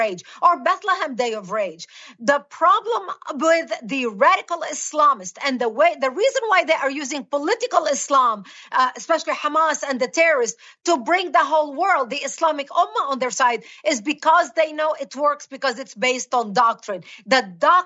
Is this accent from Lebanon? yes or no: yes; Lebanon; moved away; I was born and raised in Lebanon